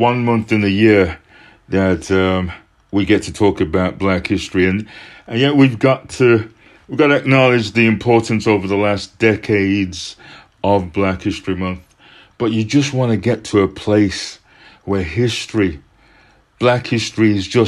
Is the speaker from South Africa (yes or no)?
no; Birmingham, West Midlands, United Kingdom; now in Brighton, United Kingdom; I'm originally from Birmingham in the Black Country, now living in Brighton.